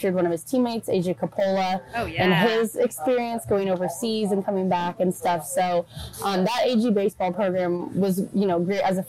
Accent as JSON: {"language": "English", "town": "San Luis Obispo", "region": "California", "country": "United States", "tie": "born or raised there", "moved": "yes", "said": "I grew up in San Luis Obispo, so just north of y'all, like 10 minutes. Went all through the public school there, graduated from SLO High, class of 13."}